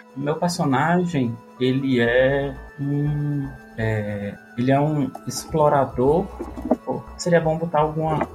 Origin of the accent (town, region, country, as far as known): Natal, Rio Grande do Norte, Brazil; now in Brasília, Brazil